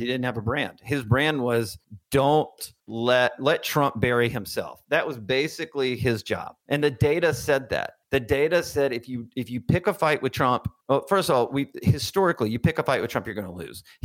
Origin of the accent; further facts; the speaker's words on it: Birmingham, Alabama, United States; moved away as an adult; also born or lived in Washington, D.C.; I grew up in Birmingham, Alabama